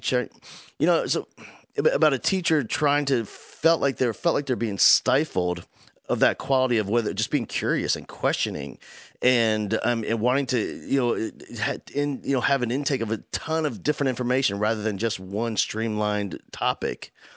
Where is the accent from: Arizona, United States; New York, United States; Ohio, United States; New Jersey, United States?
New Jersey, United States; now in Houston, United States; I grew up in South Jersey